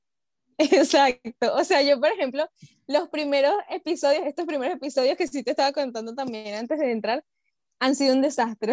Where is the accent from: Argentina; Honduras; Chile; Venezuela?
Venezuela; now in Peru; siendo venezolana